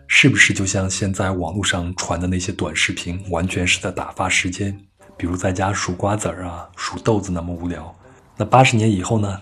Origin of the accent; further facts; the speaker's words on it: western Henan, China; moved away as an adult; also born or lived in Changchun; now in Beijing, China; 我老家在河南西部的一个县城